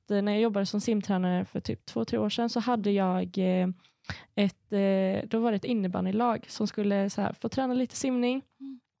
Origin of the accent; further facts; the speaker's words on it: Sweden; för jag säger alltid jag är svensk och kurd.